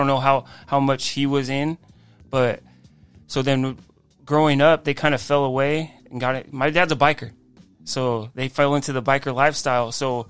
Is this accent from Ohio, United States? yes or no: no; Rancho Cucamonga, California, United States; Grew up in the same house. I'm 37 years old, so I've been there for 37 years.